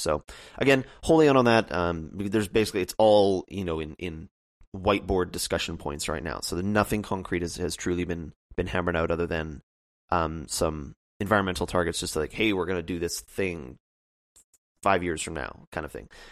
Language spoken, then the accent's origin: English; Canada; me as a Canadian